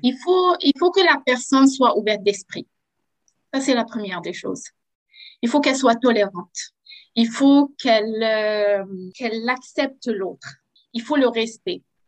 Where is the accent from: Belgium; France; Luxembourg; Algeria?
Algeria; moved away as an adult; now in Quebec, Canada; je viens de l'Algérie